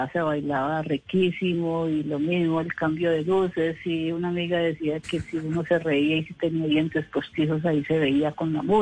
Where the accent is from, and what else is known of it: Bogotá, Colombia